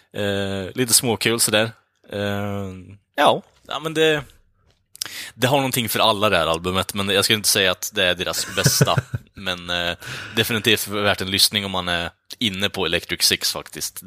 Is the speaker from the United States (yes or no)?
yes; United States; som amerikan